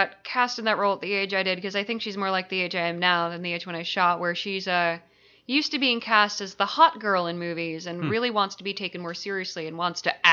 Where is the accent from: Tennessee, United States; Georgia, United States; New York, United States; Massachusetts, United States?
Massachusetts, United States; Concord; moved away; I lived in Concord, so I'd get a ride into Alewife and hang out at Harvard Square